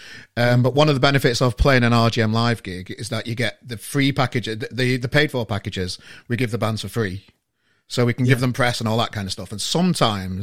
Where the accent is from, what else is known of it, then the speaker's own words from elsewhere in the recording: Yorkshire and the Humber, United Kingdom; because I'm from Yorkshire.